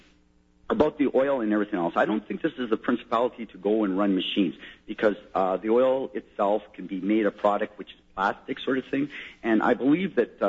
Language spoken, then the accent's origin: English; Sudbury, Ontario, Canada; now in Ottawa, Canada; I'm actually from Sudbury, and I'm moved here to Ottawa